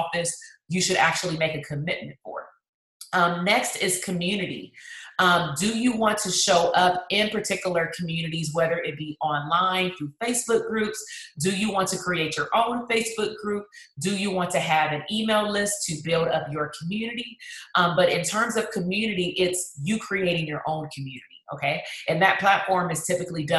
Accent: Compton, California, United States; my hometown, that's Compton.

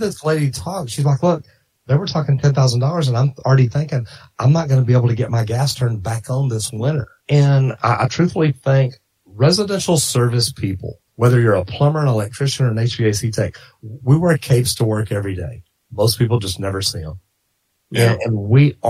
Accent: Dallas, Texas, United States; I grew up in Dallas and I grew up in the 70s

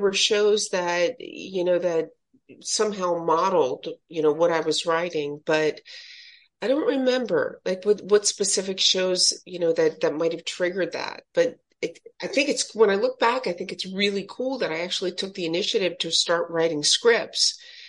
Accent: Philadelphia, Pennsylvania, United States; Philadelphia, born and raised in Philadelphia.

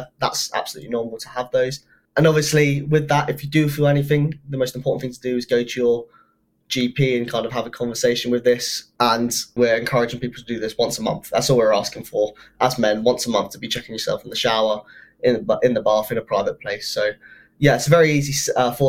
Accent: England, United Kingdom; I'm English, but my dad's got Scottish in him as well.

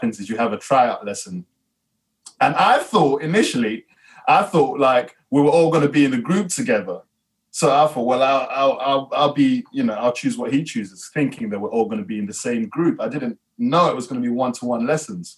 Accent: London, United Kingdom; I grew up in Peckham

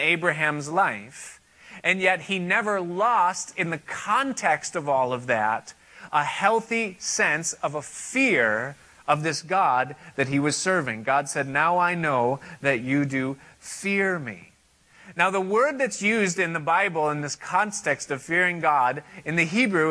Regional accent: United States; Now, I am an American. I live in this country

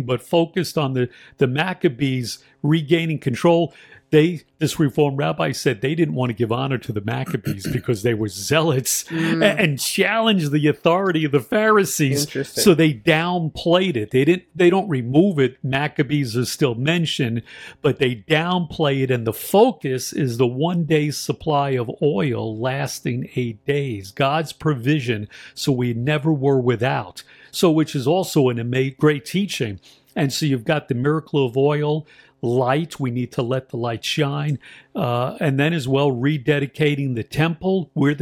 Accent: New York City, New York, United States; accent: New York; I'm from New York, so we got our own little dialect in New York City

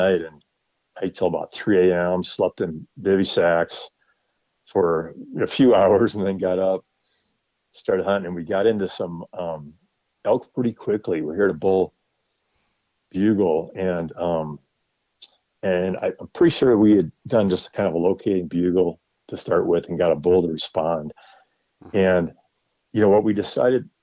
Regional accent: Wisconsin, United States; moved away as an adult; now in Colorado, United States; I grew up in Wisconsin, but I moved to Colorado about 20 years ago now.

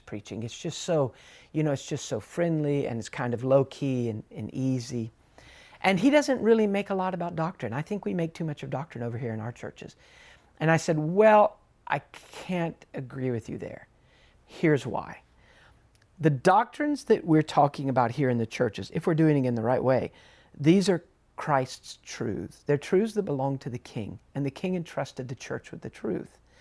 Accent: United States; being an American, I, I, I, I stuck out a bit.

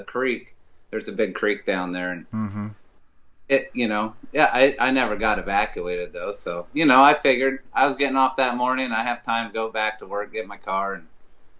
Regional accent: Chico, California, United States; now in Paradise, United States; being from a small town, I grew up in Chico

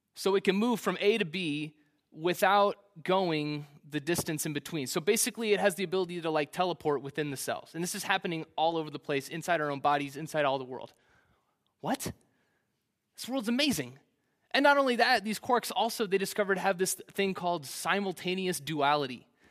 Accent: Kansas City, Missouri, United States; Kansas City's the only place I've ever known

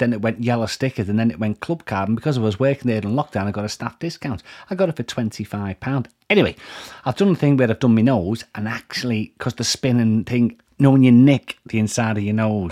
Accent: Liverpool, North West England, United Kingdom; accent: Scouse; I'm Scouse

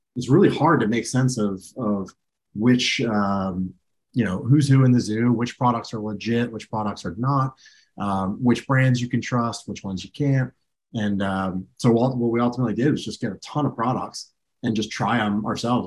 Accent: Clearwater, Florida, United States; I grew up in Clearwater, Florida

